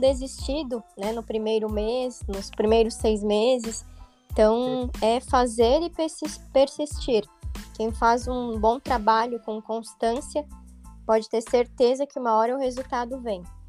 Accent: Rio do Sul, Santa Catarina, Brazil; moved away as an adult; now in Balneário Camboriú, Brazil; sou natural de Rio do Sul, interior aqui de Santa Catarina

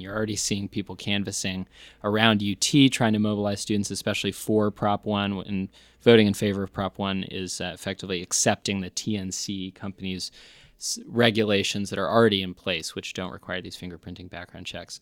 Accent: New York, United States; now in Austin, United States; I'm from New York

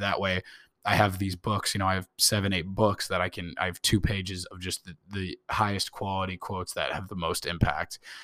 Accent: Indianapolis, Indiana, United States; I was born in Indianapolis

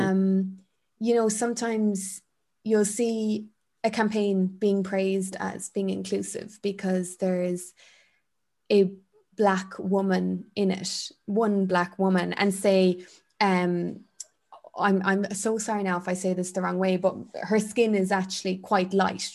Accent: Ireland

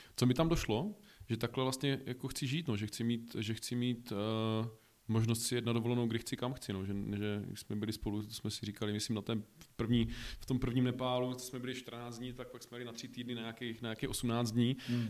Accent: Olomouc, Olomouc Region, Czechia; moved away as an adult; now in Prague, Czech Republic; jsem původem z Olomouce

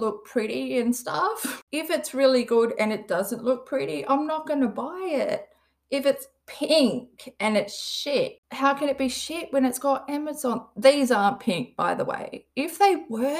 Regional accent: Perth, Western Australia, Australia; I'm from Western Australia. I'm from a city called Perth.

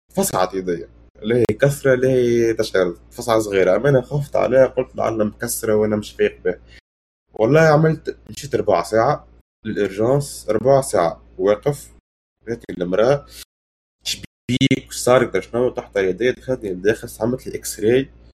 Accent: Tunisia; moved away as an adult; now in United States; انا طلعت من تونس

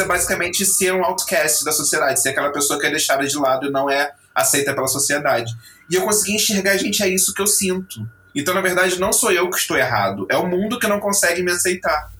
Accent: Rio de Janeiro, Brazil; now in Lisbon, Portugal; sou natural do Rio de Janeiro e agora vivendo em Lisboa, em Portugal

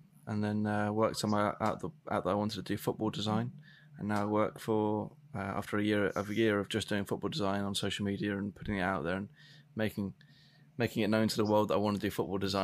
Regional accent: United Kingdom

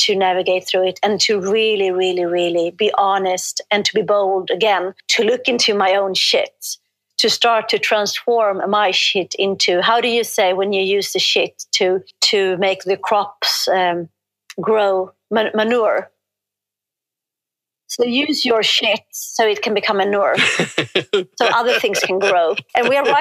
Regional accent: Sweden; I'm from Sweden.

